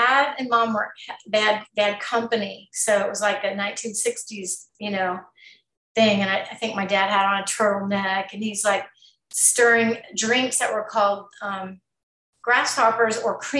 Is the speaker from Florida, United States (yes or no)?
no; Texas, United States; moved away; I'm from Texas originally, small town